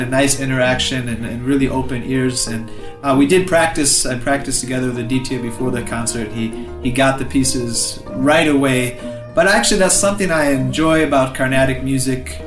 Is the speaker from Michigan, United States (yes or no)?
yes; Michigan, United States; I'm from Michigan in the United States and I'm here in Chennai.